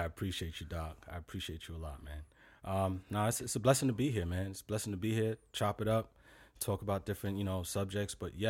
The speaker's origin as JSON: {"language": "English", "town": "New York City", "region": "New York", "country": "United States", "tie": "born or raised there", "said": "I was born in Brooklyn."}